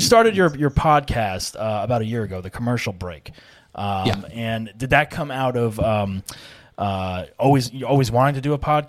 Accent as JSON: {"language": "English", "region": "New Jersey", "country": "United States", "moved": "yes", "said": "I'm from New Jersey originally"}